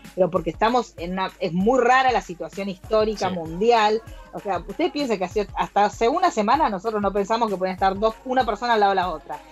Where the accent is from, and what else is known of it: Argentina